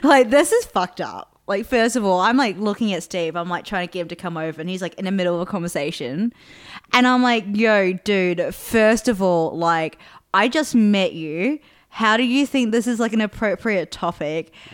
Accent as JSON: {"language": "English", "country": "New Zealand", "tie": "born or raised there", "also_born_or_lived": "Adelaide, Australia", "moved": "yes", "said": "growing up in New Zealand"}